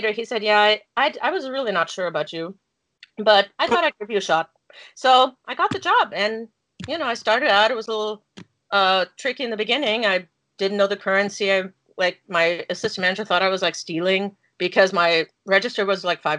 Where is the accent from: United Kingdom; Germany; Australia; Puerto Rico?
Germany; English is a second language; moved away as an adult; now in United States; I was born and raised in Germany, but I'm German American. My mom's American